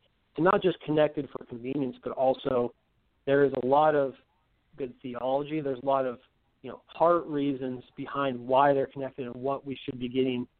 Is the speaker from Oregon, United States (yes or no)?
yes; Oregon, United States; also born or lived in Huntsville, Alabama; I'm originally from the Oregon area, pretty close to there. But I've actually spent, I was a professor in Alabama for about a decade. So I spent about 10 years in Huntsville, Alabama.